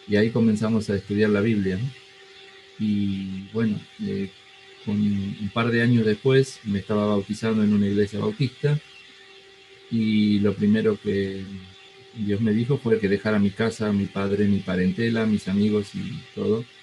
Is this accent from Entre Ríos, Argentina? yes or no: no; San Miguel de Tucumán, Tucumán, Argentina; moved away as an adult; also born or lived in Buenos Aires; soy argentino, eh, nací en la ciudad de Tucumán, ahí estudié mis estudios de agrimensura